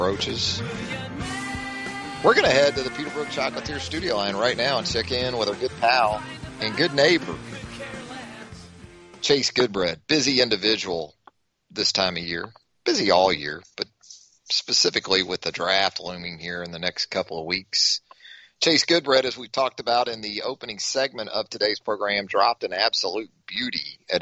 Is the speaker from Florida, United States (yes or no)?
yes; Jacksonville, Florida, United States; growing up on the west side of Jacksonville like we both did